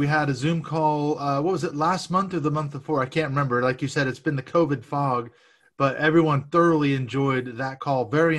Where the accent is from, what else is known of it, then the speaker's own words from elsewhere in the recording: Washington, United States; he was a Republican in the state of Washington, my home state. I'm not sure if I'm proud to say that I'm affiliated with that. That's where I'm from.